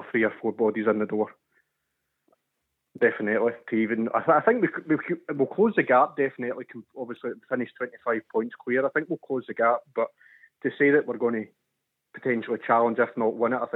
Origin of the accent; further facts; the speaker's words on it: Bellshill, Scotland, United Kingdom; also born or lived in Newarthill; now in New Stevenston, United Kingdom; I'm originally from Bells Hill, but I've moved to New Stevenson.